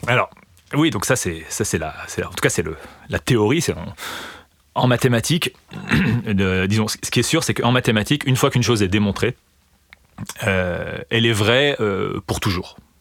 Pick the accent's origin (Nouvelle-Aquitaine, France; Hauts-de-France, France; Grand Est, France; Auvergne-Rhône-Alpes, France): Grand Est, France; Remiremont; j'ai grandi dans les Vosges, donc dans, l'est de la France, dans une petite ville qui s'appelle Remiremont. Et donc j'ai fait toute ma scolarité jusqu'au lycée à cet endroit-là